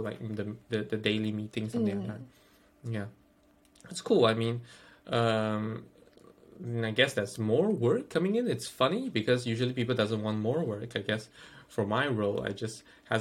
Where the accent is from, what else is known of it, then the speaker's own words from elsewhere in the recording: Malaysia; moved away as an adult; now in United Kingdom; we are both from Malaysia. We've been living the Malaysia idea. I mean, like, we've been implanted the Malaysian way of thought for like the past 20 years